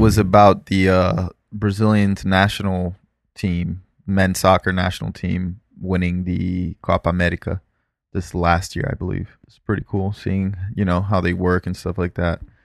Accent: South Florida, United States; growing up in South Florida and dealing with B S O, which is the Broward Sheriff's Office

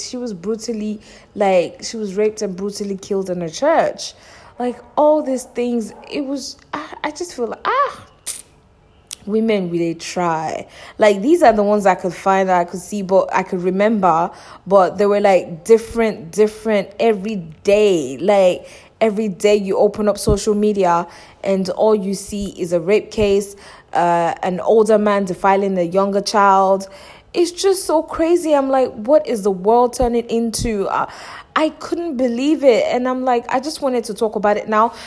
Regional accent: Nigeria; moved away; my home country, Nigeria

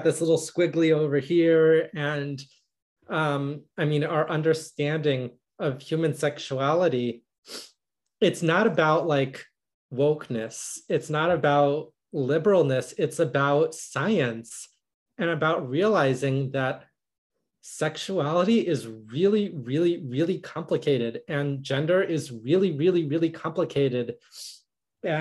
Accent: United States; I'm a trans woman, I'm a Jewish woman, I'm an American woman

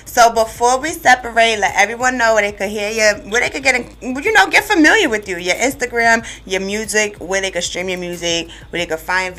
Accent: New York City, New York, United States; moved away as an adult; now in Greensboro, United States; I'm new to Greensboro still. Yeah. I've only been here for a year and a few months, so I'm still new. You know, I'm from Brooklyn

